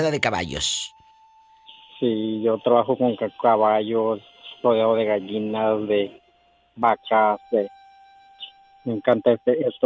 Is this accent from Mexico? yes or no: yes; El Tuito, Jalisco, Mexico; moved away; En un pueblo que se llama El Tuito, Jalisco.